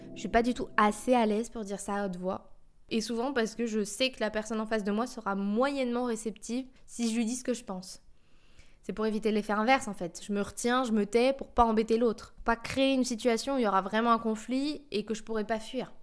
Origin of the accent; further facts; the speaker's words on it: France; je suis française